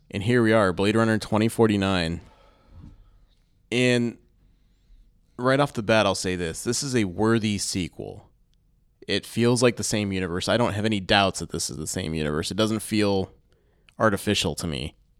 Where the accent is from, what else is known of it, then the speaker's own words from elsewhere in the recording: Findlay, Ohio, United States; I grew up in Findlay, Ohio